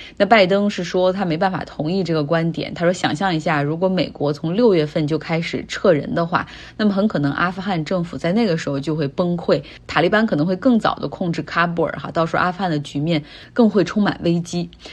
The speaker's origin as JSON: {"language": "Chinese", "region": "Northeast China", "country": "China", "said": "明明我是一个东北人哈"}